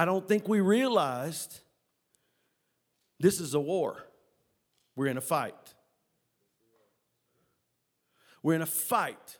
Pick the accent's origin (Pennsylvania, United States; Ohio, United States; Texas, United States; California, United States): Texas, United States; West; We're from West Texas